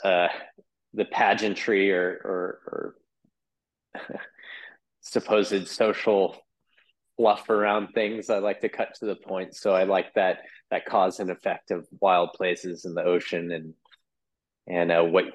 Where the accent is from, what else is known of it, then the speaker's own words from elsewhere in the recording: Oahu, Hawaii, United States; I'm born and raised here